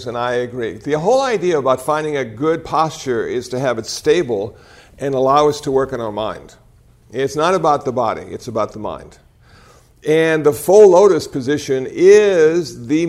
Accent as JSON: {"language": "English", "region": "Iowa", "country": "United States", "tie": "born or raised there", "said": "Now, I was born in Iowa."}